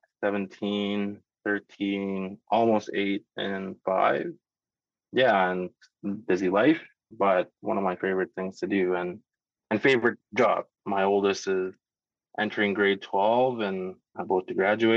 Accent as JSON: {"language": "English", "town": "Aklavik", "region": "Northwest Territories", "country": "Canada", "tie": "born or raised there", "moved": "yes", "lives_now": "Whitehorse, Canada", "said": "I'm Gwich'in from Aklavik Northwest Territories. I was born and raised in the Beaufort region"}